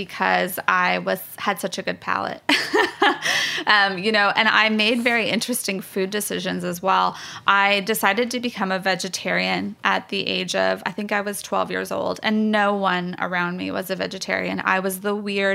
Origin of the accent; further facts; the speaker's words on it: Hesperia, California, United States; also born or lived in Berkeley, California; now in Georgia, United States; growing up in Hesperia, California